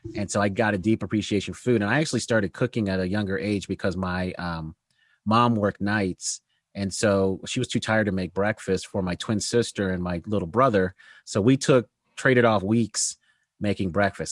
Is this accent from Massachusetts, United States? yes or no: no; Denver, Colorado, United States; also born or lived in Aurora, Colorado; I grew up in Denver, Colorado. Uh, and first, the part of my life, then moved to a suburb called Aurora, Colorado. So that's where I grew up